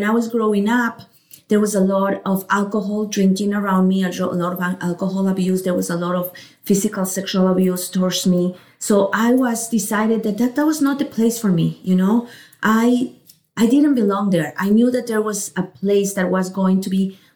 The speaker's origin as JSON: {"language": "English", "country": "Ecuador", "tie": "born or raised there", "second_language": "English", "moved": "as an adult", "lives_now": "United States", "said": "I grew up in Ecuador."}